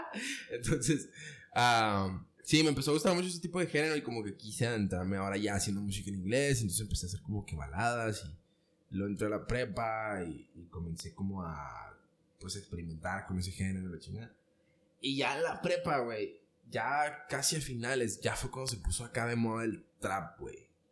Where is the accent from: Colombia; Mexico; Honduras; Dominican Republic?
Mexico; Ciudad Juárez, Chihuahua; nací en Ciudad Juárez